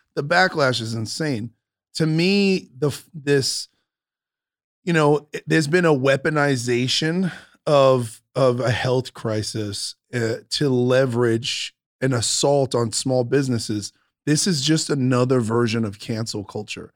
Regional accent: New York, United States; moved away as an adult; also born or lived in San Francisco / Las Vegas / Los Angeles; now in Huntington Beach, United States; I grew up in New York, but I've been touring for twenty years in this country

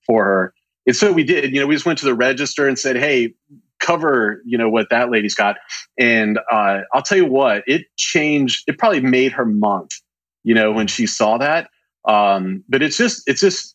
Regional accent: Pensacola, Florida, United States; born or raised there; now in Dallas, United States

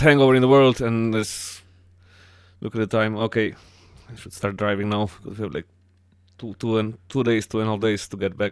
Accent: Slovakia; born or raised there; also born or lived in East Slovakia; now in Cork, Ireland

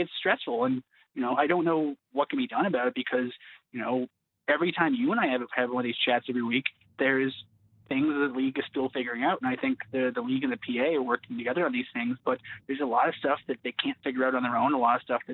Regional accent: Canada; we're Canadian citizens and we were born here

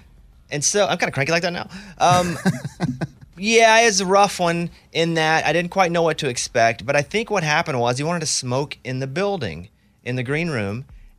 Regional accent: Arkansas, United States; I said, I'm from Arkansas. We don't even call it queso. We call it cheese dip.

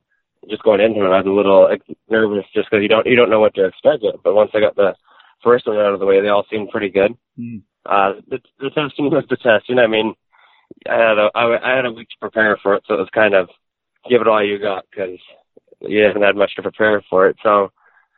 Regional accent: Souris, Manitoba, Canada; born or raised there; also born or lived in Brandon, Manitoba

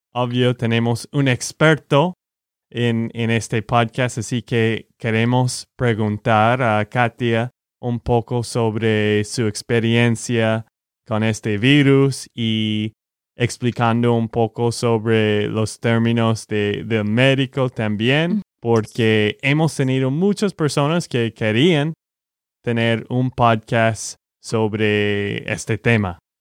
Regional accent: Texas, United States; de Texas, Estados Unidos.

